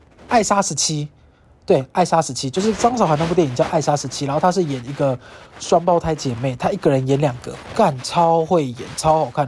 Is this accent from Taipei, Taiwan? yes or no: no; Kaohsiung, Taiwan; 我老家的高雄